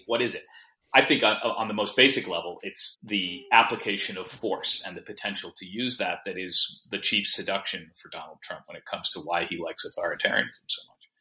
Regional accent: United States; I come to it as an American

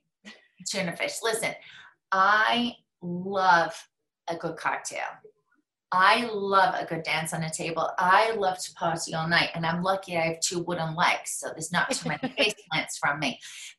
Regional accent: England, United Kingdom; because believe me, she has seen me drink a lot for many years. I'm English. It's like ingrained in me.

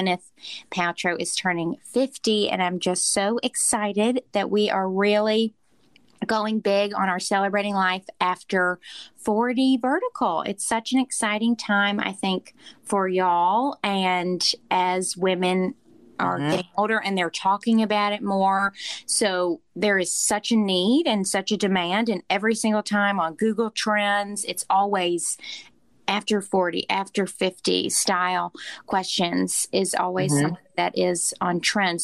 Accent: the South, United States; now in New York, United States; we are American and we're from the South and we live in New York.

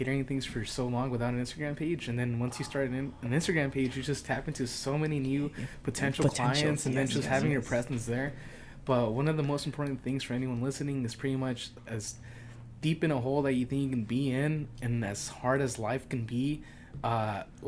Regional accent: Oxnard, California, United States; living and growing up in Oxnard

